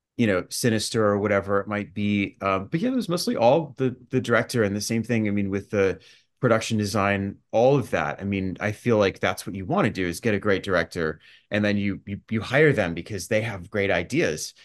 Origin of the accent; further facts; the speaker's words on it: Dallas, Texas, United States; moved away as an adult; also born or lived in Los Angeles; now in New York City, United States; I was actually growing up in Dallas